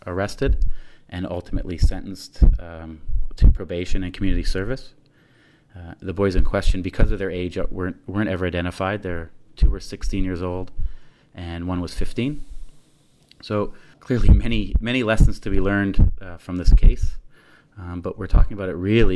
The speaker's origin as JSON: {"language": "English", "region": "Ontario", "country": "Canada", "said": "Being Canadian and living in that area myself"}